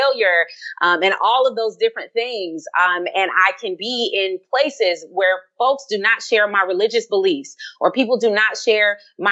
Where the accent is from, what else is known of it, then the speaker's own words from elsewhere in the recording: Compton, California, United States; growing up in Compton, California